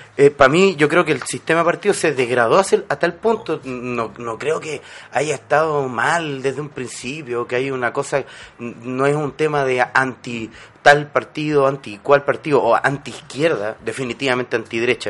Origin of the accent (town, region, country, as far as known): Chile